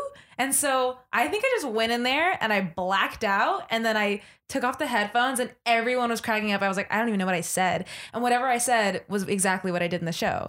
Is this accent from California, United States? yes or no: yes; Los Angeles, California, United States; now in New York, United States; I'm from a small little town called Los Angeles, in California.